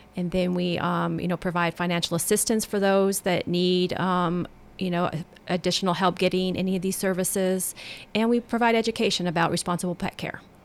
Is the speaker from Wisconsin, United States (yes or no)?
no; Colorado, United States; now in Tennessee, United States; I'm from Colorado